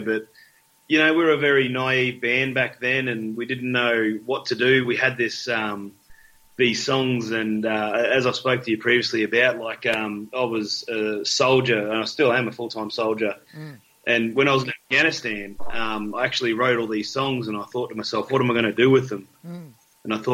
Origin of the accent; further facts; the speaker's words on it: Victoria, Australia; moved away; I'm from Victoria originally